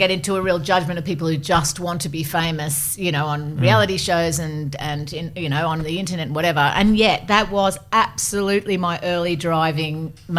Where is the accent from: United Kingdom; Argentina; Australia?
Australia; Gosford, New South Wales; So I grew up in Gosford in a really moderate life.